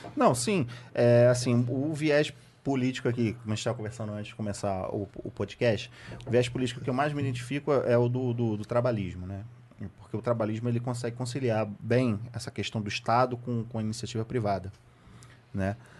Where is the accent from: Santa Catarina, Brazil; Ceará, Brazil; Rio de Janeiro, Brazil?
Rio de Janeiro, Brazil; also born or lived in Santa Cruz, Rio de Janeiro; Eu, eu sou da, da Zona Norte, da Leopoldina. Sou da, da subúrbio da Leopoldina